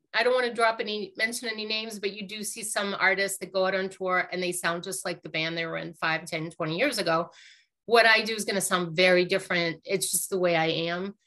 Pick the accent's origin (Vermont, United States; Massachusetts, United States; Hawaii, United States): Massachusetts, United States; Lowell; I grew up in Lowell, Massachusetts